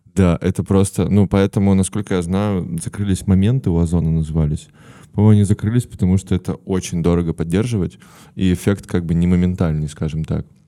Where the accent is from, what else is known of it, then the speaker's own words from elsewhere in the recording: Perm, Perm Krai, Russia; я из Перми